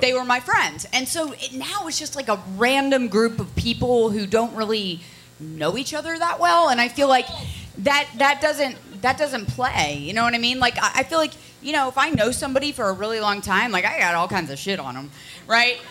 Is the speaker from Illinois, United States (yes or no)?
no; Connecticut, United States; moved away; also born or lived in Ohio; I'm from Connecticut and then Ohio